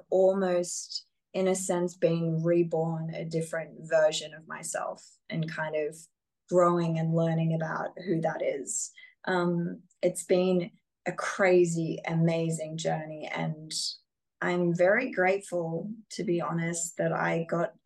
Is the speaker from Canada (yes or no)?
no; Australia; particularly as an Australian, I'm so far away from normally